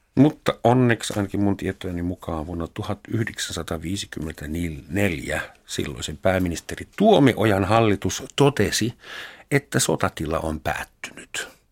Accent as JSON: {"language": "Finnish", "town": "Überlingen", "region": "Baden-Württemberg", "country": "Germany", "tie": "born or raised there", "second_language": "Finnish", "moved": "as an adult", "lives_now": "Finland", "said": "Yberlingen nimistä kaupunkia, jossa minä synnyin"}